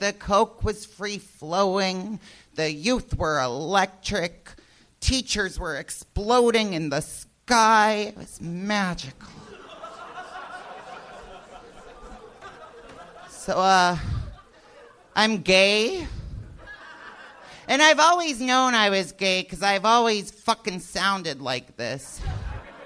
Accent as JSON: {"language": "English", "town": "Pittsburgh", "region": "Pennsylvania", "country": "United States", "moved": "as an adult", "lives_now": "Los Angeles, United States", "said": "Pittsburgh originally"}